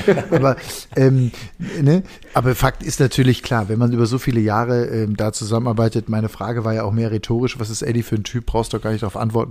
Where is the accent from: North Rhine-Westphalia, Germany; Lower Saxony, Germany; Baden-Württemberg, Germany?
North Rhine-Westphalia, Germany; Ennepetal; Ich komme aus der Ecke, wo Ralf Waldmann herkam. Ähm, und bin als Kind, ähm, wir waren immer sehr stolz auf unseren Ennepetaler Ralf Waldmann